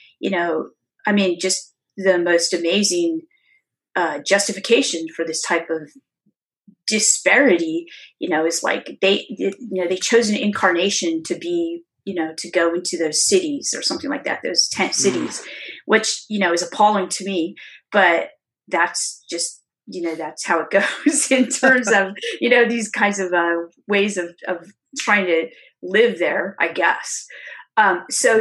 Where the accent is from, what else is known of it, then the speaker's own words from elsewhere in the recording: California, United States; moved away; this is my hometown is California